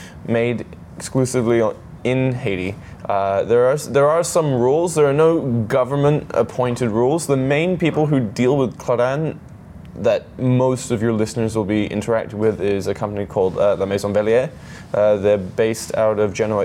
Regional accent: Hong Kong; now in Singapore; I was living in Hong Kong. That's where I was born. I was born in Hong Kong. I grew up there

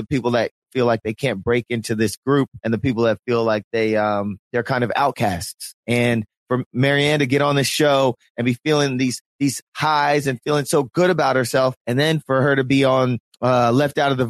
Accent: Philadelphia, Pennsylvania, United States; we're from Philly

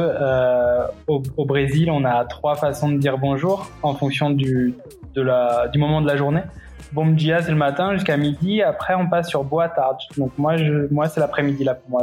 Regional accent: Centre-Val de Loire, France; also born or lived in Paris, France; now in Belo Horizonte, Brazil; je suis originaire de l'Indre-et-Loire

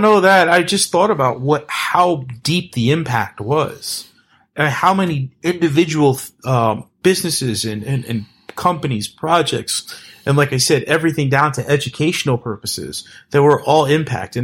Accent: East Coast, United States; also born or lived in New York City / New Jersey; I'm from the East Coast.

